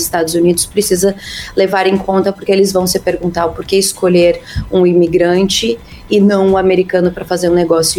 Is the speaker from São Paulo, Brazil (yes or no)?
no; Santa Catarina, Brazil; moved away as an adult; now in United States; eu sou da Terrinha